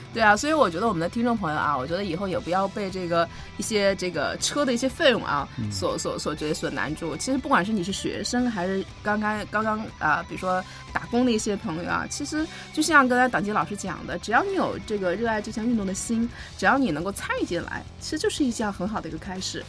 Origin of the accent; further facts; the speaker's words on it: Harbin, Heilongjiang, China; 那是我的老家嘛